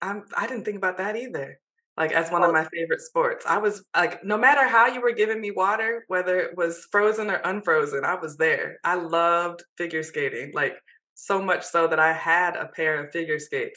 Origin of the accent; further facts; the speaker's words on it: Michigan, United States; growing up in Michigan, you would have thought that we would have been exposed to hockey more than we were.